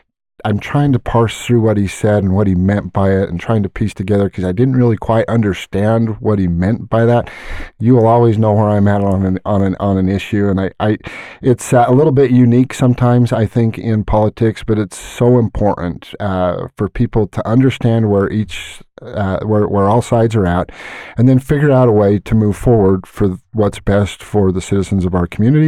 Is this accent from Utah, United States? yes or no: yes; Hooper, Utah, United States; I love Northern Utah. Born and raised in Hooper for the most part.